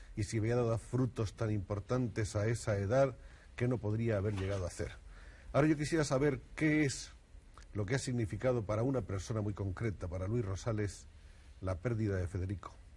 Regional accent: Spain; uno como español

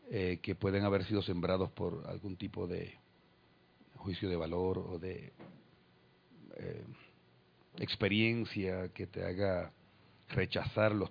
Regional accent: Puerto Rico; se me escapa alguna pronunciación extraña es porque no soy colombiano o alguna palabra extraña como todavía a estas alturas me sucede. Soy de Puerto Rico.

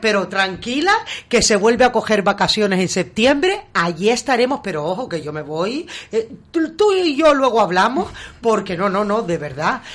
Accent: Gran Canaria, Canary Islands, Spain; now in Beverly Hills, United States

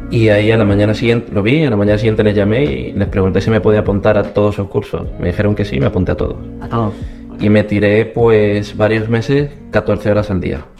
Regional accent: Córdoba, Andalusia, Spain; yo soy de Córdoba, que en acento no me, delate.

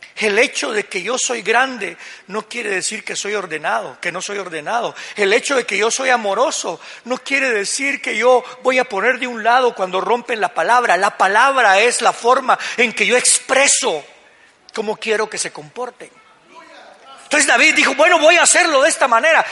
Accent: Guatemala; como buenos guatemaltecos que somos

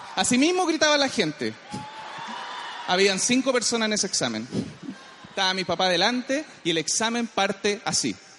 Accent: Chile; Yo soy súper chileno

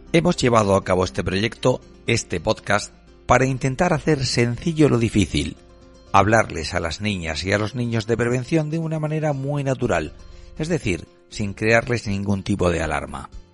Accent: Cartagena, Region of Murcia, Spain; nací en Cartagena hace 49 años y soy profesor de periodismo en la Universidad de Murcia.

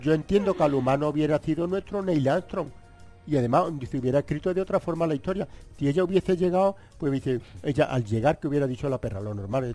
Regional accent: Ronda, Andalusia, Spain; en mi pueblo de Ronda

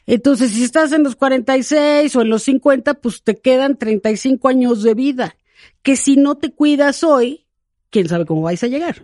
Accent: Mexico; cómo somos las mexicanas

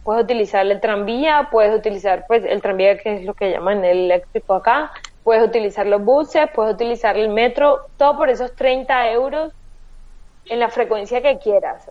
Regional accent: Colombia; moved away as an adult; now in Lisbon, Portugal; somos colombianos

